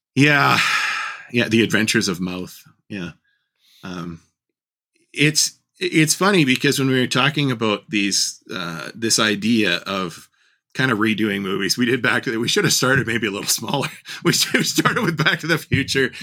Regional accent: Pacific Northwest, United States; I grew up in the Pacific Northwest

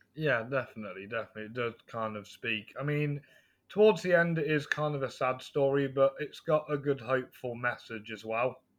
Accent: near Stratford-upon-Avon, West Midlands, United Kingdom; I'm from England, uh, West Midlands, near Stratford upon Avon.

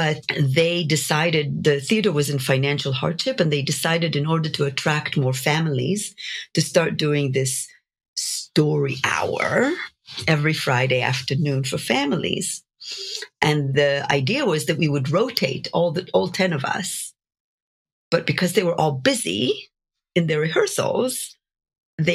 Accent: Jerusalem, Jerusalem District, Israel; moved away as an adult; now in United States; I grew up in Jerusalem in Israel

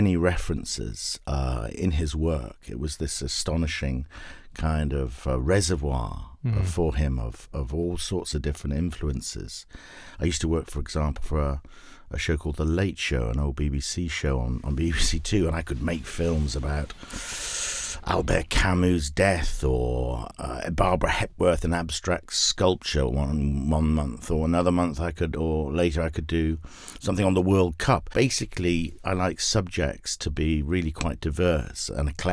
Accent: United Kingdom; moved away as an adult; now in Los Angeles, United States; as you can tell, obviously, from the accent, I'm not from Southern California. I was a British filmmaker

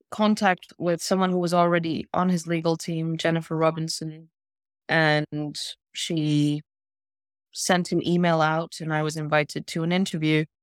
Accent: Spain; also born or lived in South Africa / Lesotho / Botswana / Sweden; now in London, United Kingdom; I grew up in Lesotho and Botswana until I was eight, and then I moved to Europe. We moved to Sweden initially, and then moved to Spain

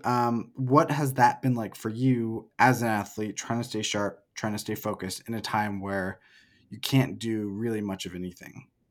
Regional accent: Oregon, United States; moved away as an adult; also born or lived in Portland, Oregon; now in Salt Lake City, United States; I'm from Oregon. I lived in Portland before moving to Salt Lake

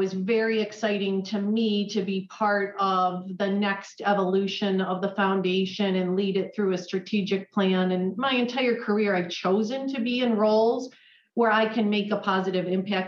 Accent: Rochester, New York, United States; moved away as an adult; also born or lived in Fredonia, New York; now in Buffalo, United States; I'm not from Buffalo. I grew up in the Rochester area, and I came here to go to graduate school at UB

